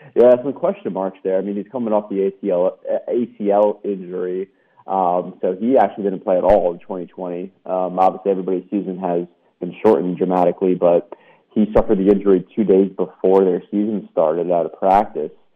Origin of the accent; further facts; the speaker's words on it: New York City, New York, United States; moved away; also born or lived in Florida / Alabama / Mississippi; I'm from uh, New York City originally, but I've lived in Florida, Alabama, and Mississippi as well